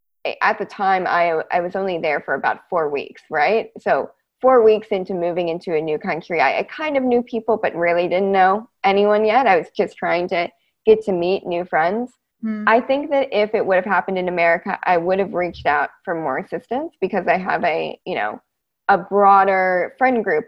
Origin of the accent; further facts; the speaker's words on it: United States; also born or lived in Edinburgh, Scotland; being in Scotland as an American citizen